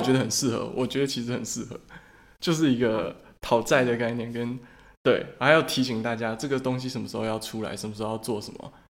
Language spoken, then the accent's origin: Chinese; Taiwan; 我们台湾人